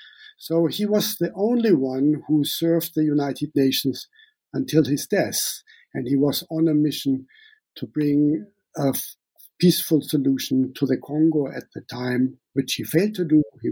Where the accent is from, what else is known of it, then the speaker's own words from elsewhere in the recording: Namibia; accent: German; English is a second language; also born or lived in Germany; now in Sweden; I call myself a German-born Namibian living in Sweden. Some of you might hear my German accent. I grew up in Namibia, and I spent the last 19 years in Sweden.